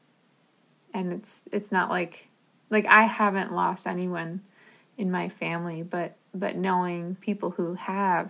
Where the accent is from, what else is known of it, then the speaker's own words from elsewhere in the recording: New Jersey, United States; I grew up in New Jersey, and so New York City was like a 20-30 minute drive from where I grew up